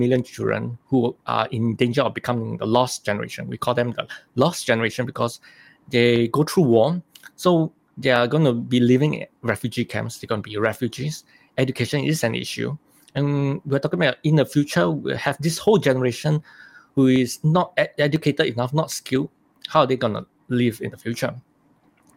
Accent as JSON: {"language": "English", "country": "Singapore", "tie": "born or raised there", "said": "I was born in Singapore"}